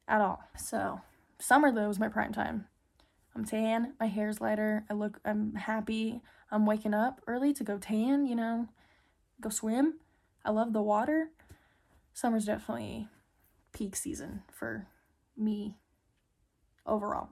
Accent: Midland, United States; moved away; I love being home, spending time with my fam. in my hometown friends

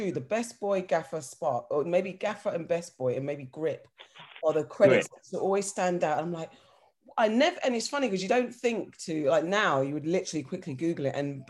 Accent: London, United Kingdom; moved away; I'm originally a Southie, but I moved to West. Growing up in South, from Battersea

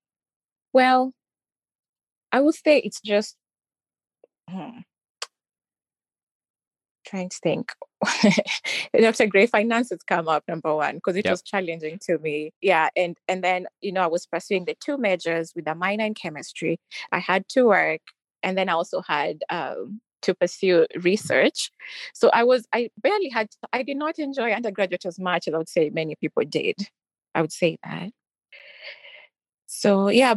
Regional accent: Kenya; moved away as an adult; also born or lived in Roanoke, Virginia, United States; now in United States; English is predominantly like the official language in Kenya. And I was confident and I knew I could speak English.

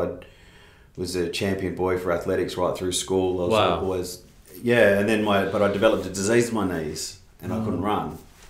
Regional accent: Perth, Western Australia, Australia; also born or lived in Sydney; We grew up in Perth. Moved over to Perth when I was 3. I think I had my 3rd birthday here.

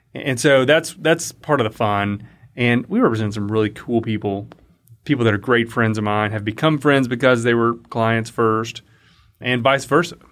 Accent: Liberty County, Southeast Texas, United States; also born or lived in Denton, Texas; I grew up in Southeast Texas in Liberty County between Houston and Beaumont

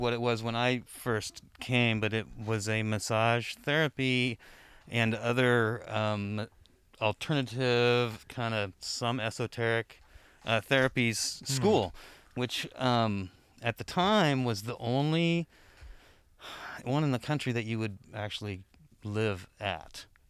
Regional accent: Boulder, Colorado, United States; now in Humboldt County, United States; I was born in Boulder, Colorado.

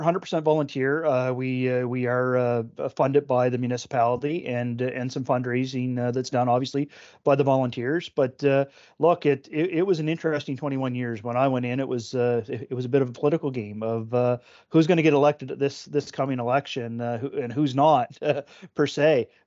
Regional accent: Oxford, Nova Scotia, Canada; I grew up in Oxford, only traveling away from Oxford for, for trips for work

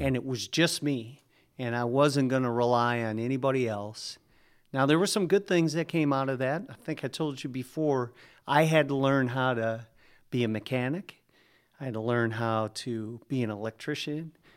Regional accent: Norway, Michigan, United States; also born or lived in Minneapolis, Minnesota; in a town called Norway is where I grew up, went to high school

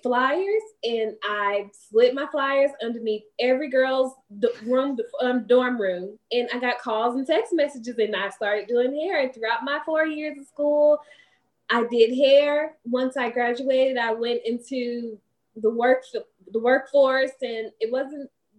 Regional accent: East St. Louis, Illinois, United States; moved away as an adult; now in Huntsville, United States; I am originally from East St. Louis, Illinois. I came to Huntsville in 2009.

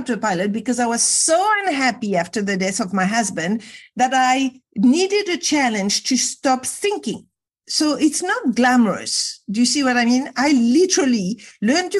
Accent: Casablanca, Casablanca-Settat, Morocco; I was brought up in Casablanca, Morocco

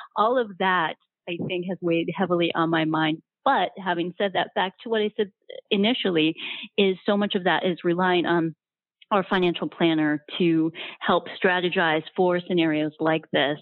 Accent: Ohio, United States; also born or lived in Milwaukee / Baltimore / Chicago; now in Naples, United States; My background is I grew up in Ohio and uh, been in Milwaukee, been in Baltimore, been in Chicago

